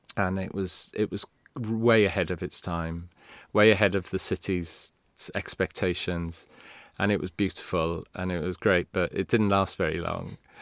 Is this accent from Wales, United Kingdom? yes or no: yes; Swansea, Wales, United Kingdom; first language Welsh; English is a second language; moved away; I grew up in Swansea, where there were no bands ever came to play